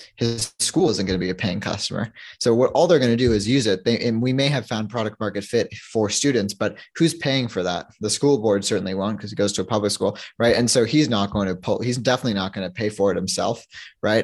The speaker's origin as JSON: {"language": "English", "region": "New York", "country": "United States", "tie": "born or raised there", "moved": "yes", "lives_now": "Toronto, Canada", "said": "I'm a from Toronto, I grew up in New York, but I, I moved back to Toronto"}